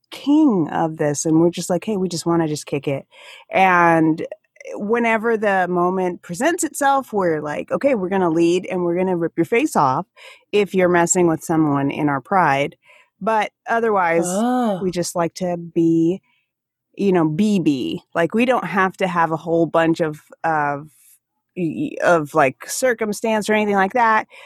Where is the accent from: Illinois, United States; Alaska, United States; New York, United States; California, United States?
Alaska, United States; accent: Alaskan; I can feel my Alaskan accent come out a little bit when I speak with you